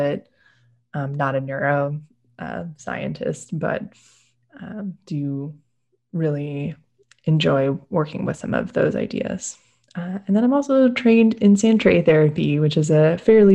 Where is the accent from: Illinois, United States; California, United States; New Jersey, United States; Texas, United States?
Texas, United States; Austin; I'm actually from Austin. Some people call us unicorns for actually being born here and staying here.